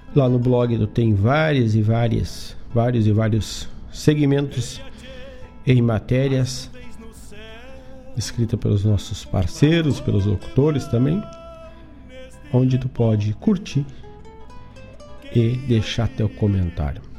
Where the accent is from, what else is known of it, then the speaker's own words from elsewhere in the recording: Herval do Sul, Rio Grande do Sul, Brazil; lá na minha terra querida, Erval do Sul